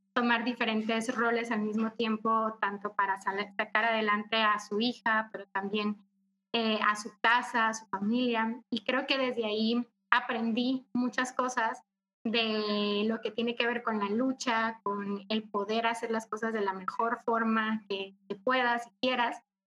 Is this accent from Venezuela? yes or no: no; Cócorit, Sonora, Mexico; moved away as an adult; now in Mexico City, Mexico; Yo soy de Sonora, soy norteña, orgullosamente, y soy de una comunidad muy pequeña que se llama Cocorit